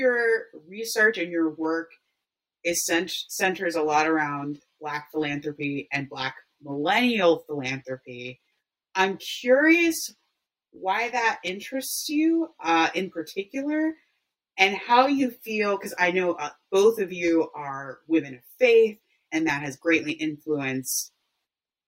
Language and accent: English; Baltimore, Maryland, United States; I'm from Baltimore, born and raised